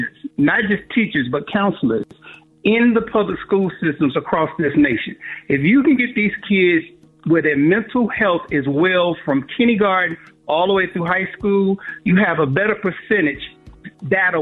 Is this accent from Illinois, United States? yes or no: yes; Chicago, Illinois, United States; I grew up in Chicago